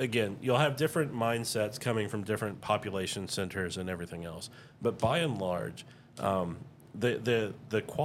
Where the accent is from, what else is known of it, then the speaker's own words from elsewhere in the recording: Houston, Texas, United States; moved away; also born or lived in Tomball, Texas; I grew up in the Houston area mostly